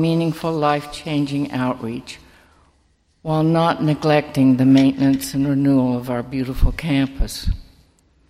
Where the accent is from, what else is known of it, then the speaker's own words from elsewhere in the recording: Summit, New Jersey, United States; I grew up in Summit, another community I feel very strongly about